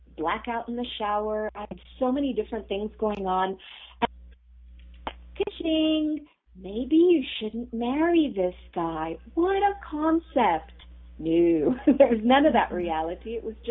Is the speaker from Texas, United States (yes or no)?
yes; Texas, United States; also born or lived in Ramat Gan, Israel / Boston area / Houston; I was actually born in Israel. I was born in Ramat Gan, and I lived there. It's the land of diamonds and chocolate, so I was in good company. And then from there, we moved to Texas, and I lived there for most of my childhood growing up